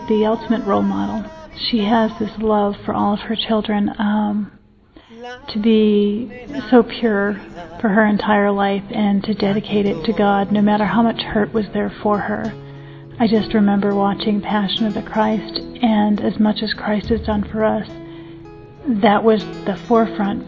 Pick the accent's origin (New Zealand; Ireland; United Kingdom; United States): United States; I'm from the United States